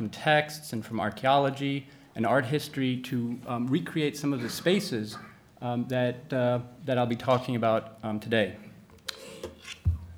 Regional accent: Athens, Attica, Greece; my hometown of Athens

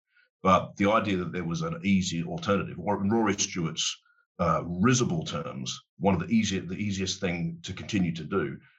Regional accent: Australia; also born or lived in United Kingdom; let me tell you where I come at this from as an Australian as well as a Brit. I've got both passports.

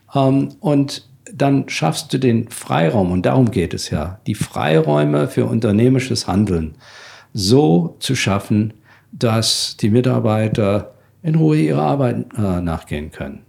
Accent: Germany; als Deutsche

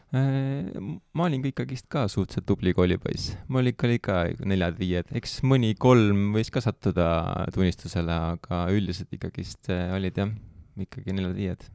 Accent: Tallinn, Harju County, Estonia; ma olen sealt Kristiine kandist

